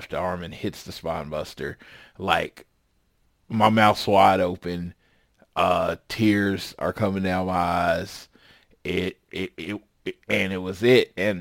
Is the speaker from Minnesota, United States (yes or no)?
no; Oklahoma City, Oklahoma, United States; a pretty much broke kid growing up in Oklahoma City